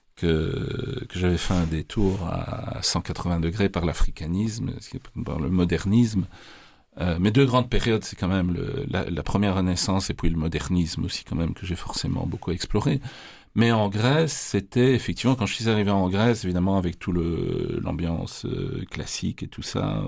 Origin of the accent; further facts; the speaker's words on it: Charleroi, Wallonia, Belgium; je suis né à Charleroi. Donc, j'ai fait, euh, Je passais passé toute ma jeunesse à Charleroi